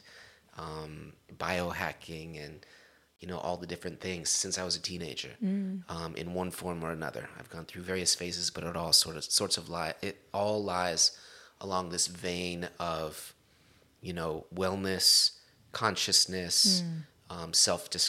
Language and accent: English; Long Beach, California, United States; accent: Long Beach street; I am from Long Beach, California, born and raised